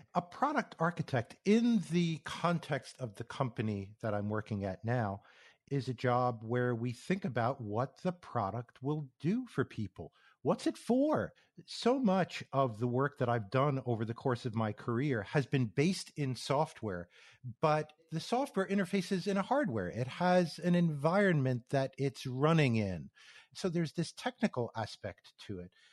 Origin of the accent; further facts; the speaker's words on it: New York area, United States; moved away as an adult; also born or lived in Phoenix, Arizona; I grew up in the New York area on the East Coast